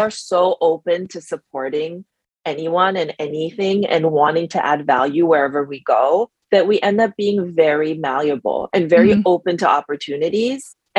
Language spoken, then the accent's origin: English; Germany; moved away as an adult; also born or lived in France / United States; now in New York, United States; I moved to New York from Europe, where I grew up. I grew up in Germany and France, and moved to the US in 2008 because I had the US passport.